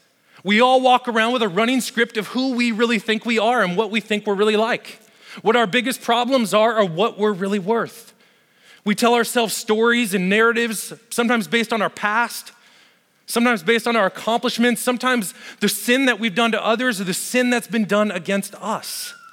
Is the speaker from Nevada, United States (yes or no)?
yes; Las Vegas, Nevada, United States; I grew up in Las Vegas. Heck, if you're ever going to make mistakes, Vegas is the place to do it.